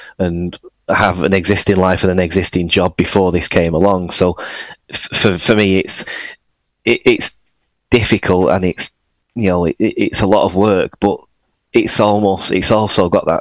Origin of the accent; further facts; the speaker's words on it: Oldham, North West England, United Kingdom; also born or lived in Manchester; I'm actually from Oldham, which is just north, about 10 miles